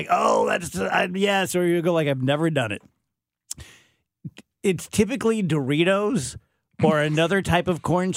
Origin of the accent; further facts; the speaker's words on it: South Louisiana, United States; growing up in South Louisiana